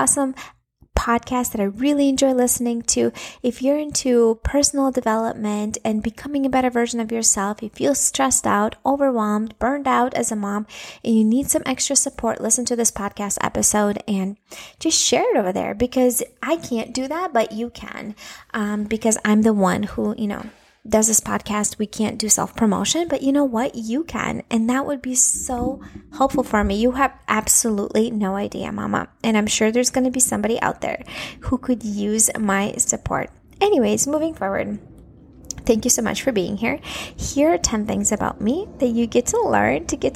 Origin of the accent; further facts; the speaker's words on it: Minneapolis, Minnesota, United States; first language Russian; English is a second language; moved away as an adult; also born or lived in Latvia; now in Florida, United States; I was born in Latvia. And when I was 9 years old, my family migrated and moved to United States, to Minnesota, Twin Cities, Minnesota. And we lived there for like 25 years